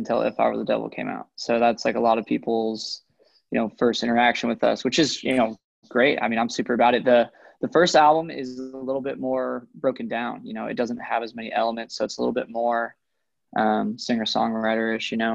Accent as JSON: {"language": "English", "town": "Coeur d'Alene", "region": "Idaho", "country": "United States", "tie": "born or raised there", "said": "I'm from Coeur d'Alene, Idaho is the town that I'm from. So I'm like 2 hours south of the Canadian border"}